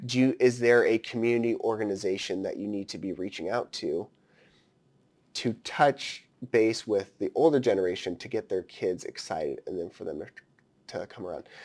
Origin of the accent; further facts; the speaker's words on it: Story County, rural Iowa, United States; us growing up in rural Iowa, you come from Hancock County, I'm coming from Story County